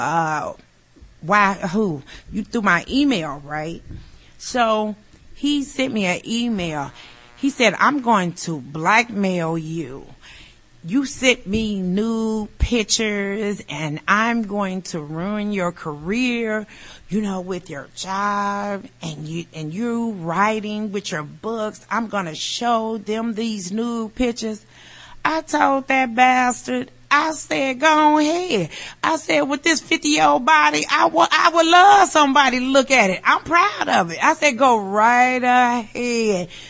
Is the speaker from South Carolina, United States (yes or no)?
no; Chicago, Illinois, United States; I'm from Chicago